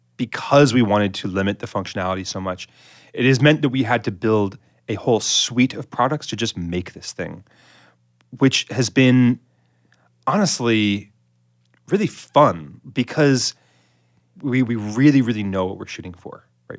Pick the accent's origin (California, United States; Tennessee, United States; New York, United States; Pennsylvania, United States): New York, United States; the Hamptons, Eastern Long Island; I grew up in the Hamptons in Eastern Long Island